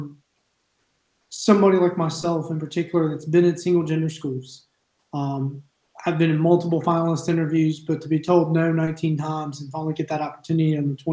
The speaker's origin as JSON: {"language": "English", "town": "Altavista", "region": "Virginia", "country": "United States", "tie": "born or raised there", "said": "I started coaching at Alta Vista High School. That's also where I played and where I live at now. Graduated there from 2005"}